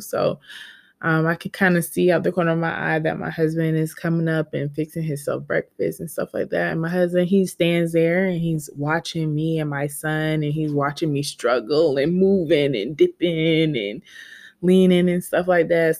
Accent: Georgia, United States; I'm, was born and raised in Georgia.

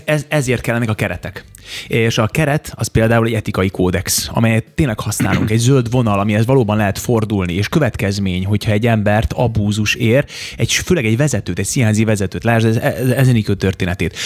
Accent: Hungary; also born or lived in Novi Sad, Serbia; Én újvidéken születtem Szerbiában, Jugoszláviában

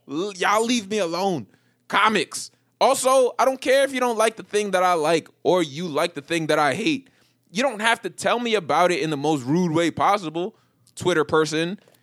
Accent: New York, United States; moved away; I'm just from New York

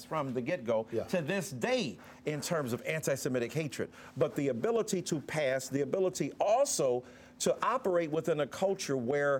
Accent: Detroit, Michigan, United States; I grew up in Detroit.

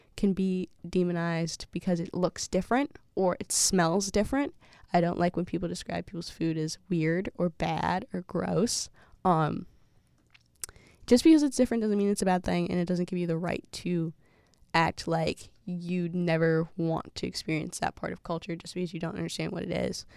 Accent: Massachusetts, United States; as an African-American person growing up in Massachusetts

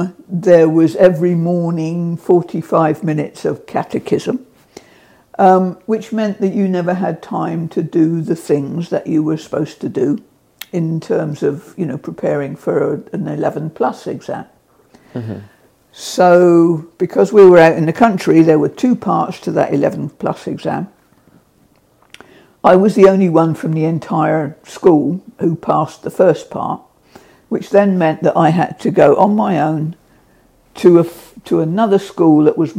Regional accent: Portsmouth, South East England, United Kingdom; I grew up in Portsmouth

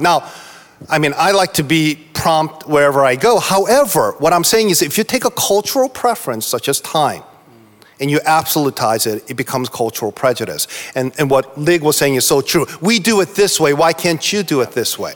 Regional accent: East Coast, United States; I'm from the East Coast

